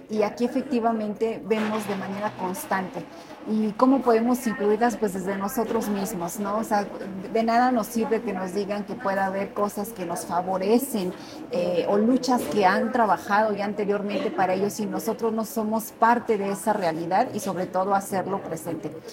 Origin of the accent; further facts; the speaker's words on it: Tequisquiapan, Querétaro, Mexico; es una ciudadana común, diría yo, originaria del barrio de La Magdalena